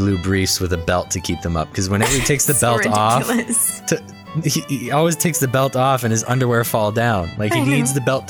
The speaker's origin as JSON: {"language": "English", "region": "Quebec", "country": "Canada", "tie": "born or raised there", "also_born_or_lived": "Nova Scotia / Halifax", "moved": "yes", "said": "we're from Nova Scotia, you and I, right? So we're Maritimers, but, like, our lineage is French. Most of our family is all French. So we're French. We grew up in Quebec. We're very French people"}